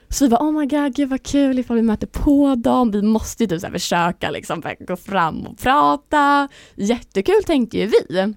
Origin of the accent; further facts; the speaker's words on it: Linköping, Östergötland, Sweden; moved away as an adult; now in Stockholm, Sweden; jag är ju från Linköping egentligen yeah. så jag har ju alltså, min familj där nere